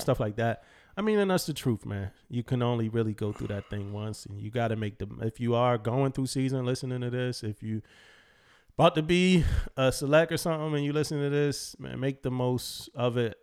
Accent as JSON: {"language": "English", "country": "United States", "said": "just being American"}